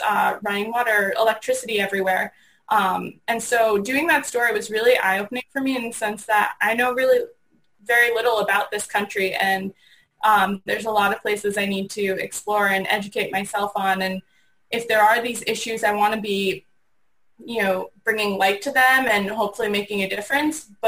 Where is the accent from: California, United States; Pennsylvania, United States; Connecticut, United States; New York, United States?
Connecticut, United States; moved away; also born or lived in Boston; I was born in Connecticut, went to school in Boston